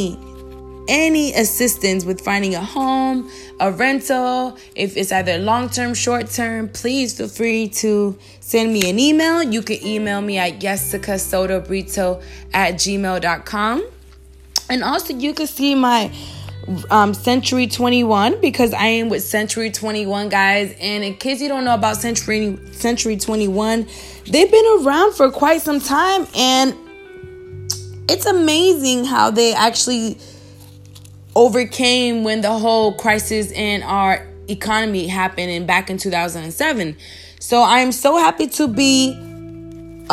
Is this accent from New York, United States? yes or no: no; Alaska, United States; now in Miami, United States; I grew up in Alaska